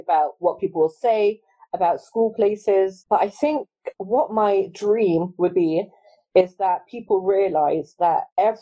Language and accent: English; London, United Kingdom; also born or lived in Manchester; I grew up in London. I've always lived in London